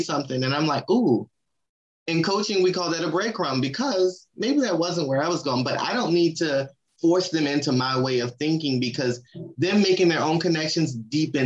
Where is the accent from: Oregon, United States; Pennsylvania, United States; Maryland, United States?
Maryland, United States; I'm from Maryland, and my family, we're big seafood people